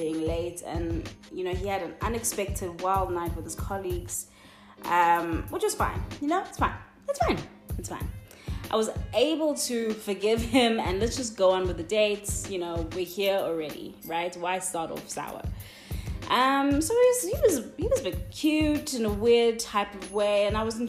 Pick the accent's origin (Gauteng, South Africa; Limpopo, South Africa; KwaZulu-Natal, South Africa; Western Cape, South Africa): Western Cape, South Africa; Cape Town; I'm from Cape Town